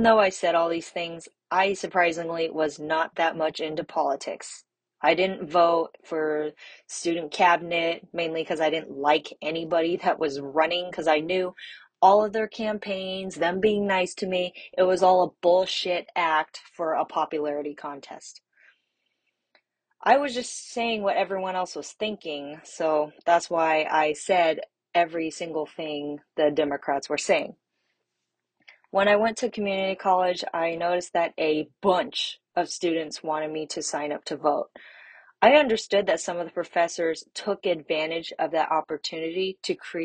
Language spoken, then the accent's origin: English; Bay Area, California, United States; also born or lived in China; I am from the Bay Area, which is located in California